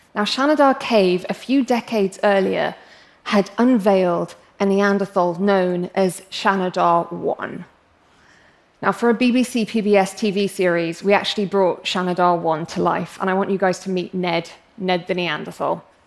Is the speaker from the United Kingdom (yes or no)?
yes; England, United Kingdom; accent: English; I'm English, as you can probably tell from my accent, um, but I'm actually of Arab heritage.